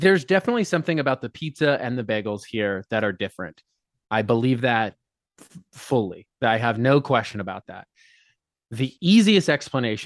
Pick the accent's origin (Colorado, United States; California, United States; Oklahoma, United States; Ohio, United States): Colorado, United States; moved away as an adult; now in New York City, United States; I grew up in Colorado. Lived there till I was 22.